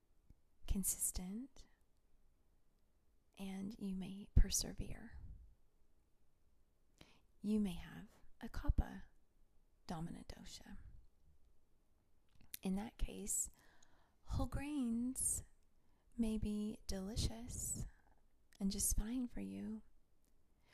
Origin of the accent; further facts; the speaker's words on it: Tennessee, United States; moved away; I grew up in Tennessee